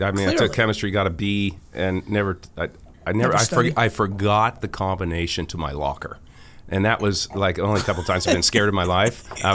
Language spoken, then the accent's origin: English; Healdsburg, Sonoma County, California, United States; I'm from Hillsborough, California, Sonoma County, and was there I moved out in 1985